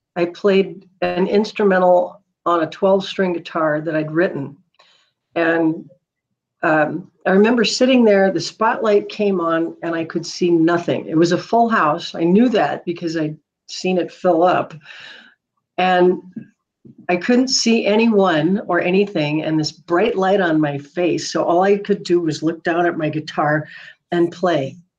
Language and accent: English; Duluth, Minnesota, United States; moved away as an adult; also born or lived in San Diego, California / Midland, Michigan; now in Boise, United States; I was born in San Diego, but I was raised in Minnesota